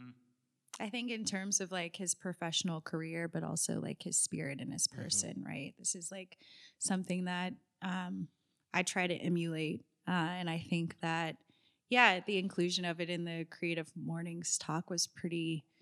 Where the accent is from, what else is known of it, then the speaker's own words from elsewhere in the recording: California, United States; I was born and raised in Southern California, and it does rain there.